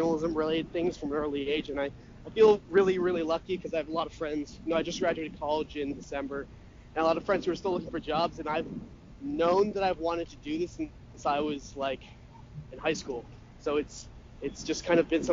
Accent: Brookline, Massachusetts, United States; I grew up in Brookline, Massachusetts, right outside the city

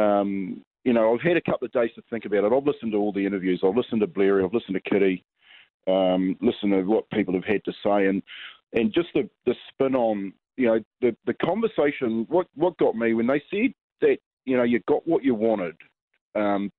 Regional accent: New Zealand; me as a Kiwi person that played in their jersey

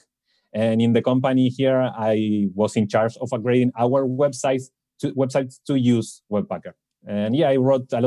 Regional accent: Argentina; I'm from Argentina

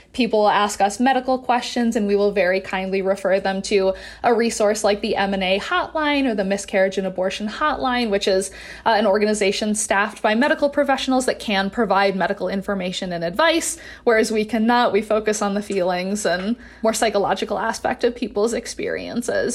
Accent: Wisconsin, United States; now in Utah, United States; I'm from Wisconsin originally

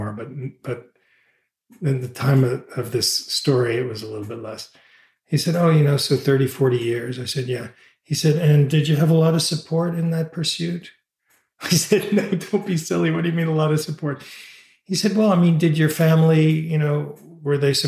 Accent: New York City, New York, United States; moved away; I grew up in New York City

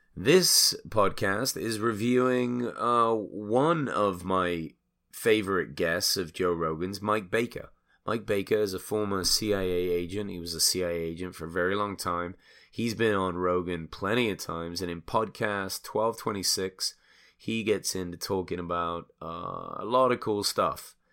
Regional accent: England, United Kingdom; now in United States; I'm obviously an immigrant. I'm English. I came here

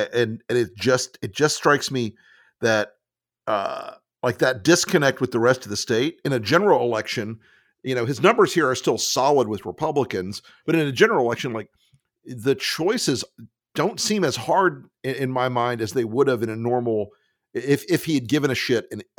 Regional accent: Tampa, Florida, United States; I grew up in Tampa. I'm a fifth generation Floridian

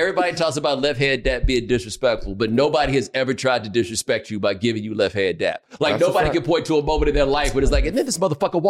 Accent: the South, United States; but I'm from the South, man. We just nice to each other.

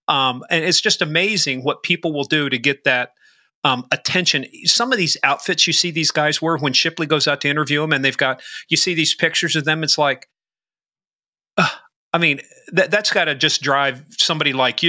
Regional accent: Northern Virginia, United States; I'm really from Northern Virginia.

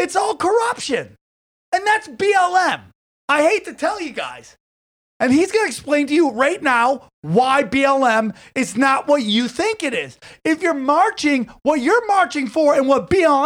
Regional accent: upstate New York, United States; I was part of one of the greatest breakdancing crews from upstate New York

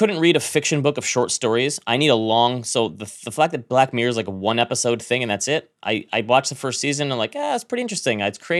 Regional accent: Midwest, United States; I'm from the Midwest. I bite my tongue and don't say anything.

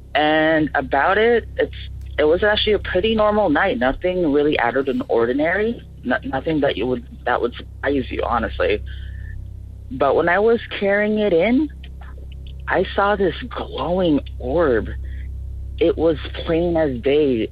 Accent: Philippines; now in Tacoma, United States; I come from the Philippines, but I currently reside in Tacoma, Washington

